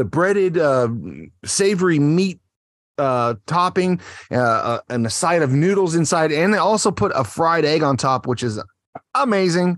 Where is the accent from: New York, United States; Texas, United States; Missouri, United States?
Texas, United States; now in Japan; I'm from Texas. I was raised on tequila